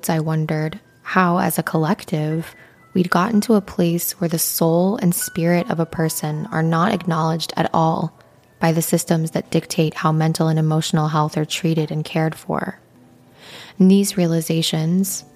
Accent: Midwestern United States, United States; Growing up in the Midwestern United States

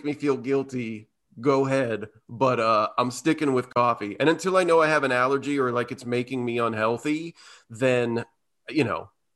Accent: Indiana, United States; growing up in Indiana

